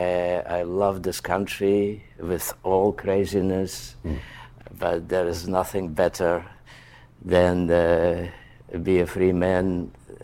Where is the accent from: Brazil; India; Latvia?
Latvia; Riga; moved away as an adult; I was born in Soviet Latvia